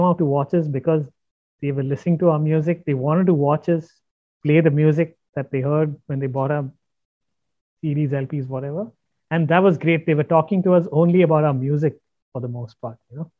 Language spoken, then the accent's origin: English; India; we're a band from India.